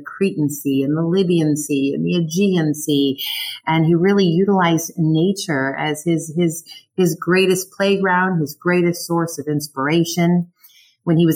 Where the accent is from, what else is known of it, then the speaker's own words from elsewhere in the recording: Illinois, United States; moved away as an adult; now in California, United States; I grew up in Illinois